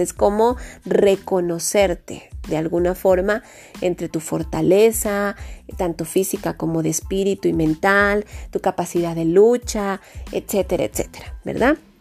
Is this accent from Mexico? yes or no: yes; Mexico; somos mexicanos